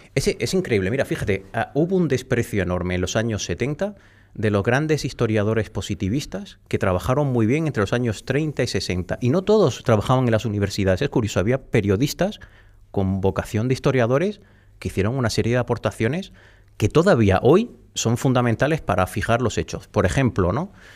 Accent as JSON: {"language": "Spanish", "area": "the Alpujarra", "region": "Andalusia", "country": "Spain", "tie": "born or raised there", "moved": "yes", "lives_now": "Madrid, Spain", "said": "en mi pueblo casi todos los apellidos... Bueno, fíjate es que la Alpujarra está llena de apellidos vascos"}